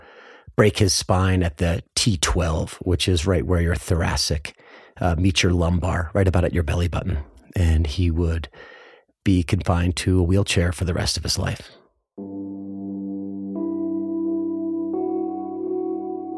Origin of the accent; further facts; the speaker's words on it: right outside of West Philadelphia, Pennsylvania, United States; I grew up right outside of West Philadelphia in a large Irish Catholic family